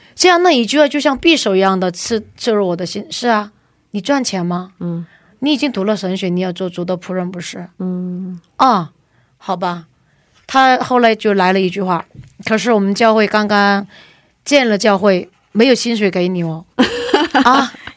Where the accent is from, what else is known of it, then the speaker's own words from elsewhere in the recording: China; moved away as an adult; now in South Korea; 我又爱中国的弟兄姊妹们。嗯。而且我又在那里出生